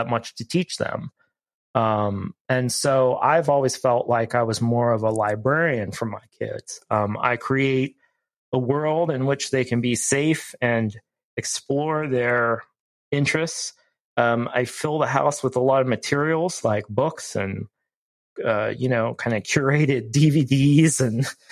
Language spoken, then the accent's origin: English; Ohio, United States; moved away; I grew up in Ohio, so I'm far from home